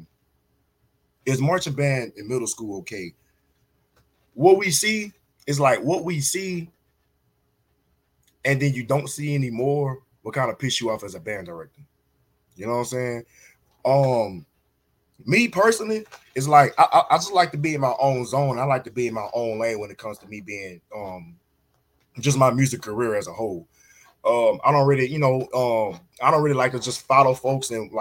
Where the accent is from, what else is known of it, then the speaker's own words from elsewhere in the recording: Beaumont, Texas, United States; I'm from Beaumont